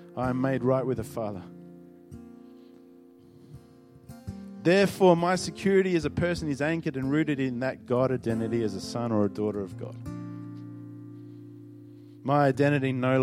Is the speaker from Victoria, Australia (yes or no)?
no; Northern Territory, Australia; I grew up in the Northern Territory